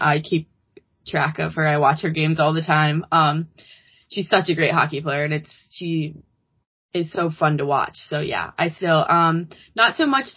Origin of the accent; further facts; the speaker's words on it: Edina, Minnesota, United States; I'm from Edina